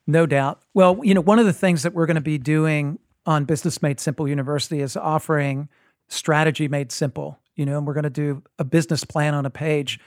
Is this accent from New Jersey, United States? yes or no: yes; New Jersey, United States; I grew up in New Jersey